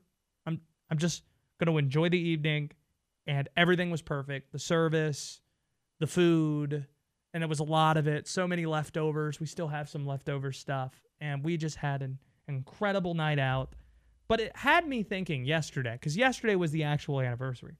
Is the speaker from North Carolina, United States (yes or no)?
yes; Youngsville, North Carolina, United States; I grew up outside of Raleigh. I confuse people when I say I'm from Wake Forest. Really, the name of the town is Youngsville